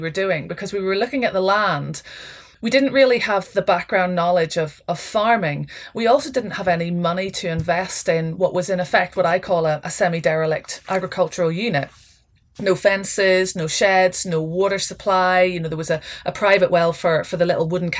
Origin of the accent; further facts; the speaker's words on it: Northern Ireland, United Kingdom; moved away as an adult; now in Scotland; my background is I grew up in Northern Ireland.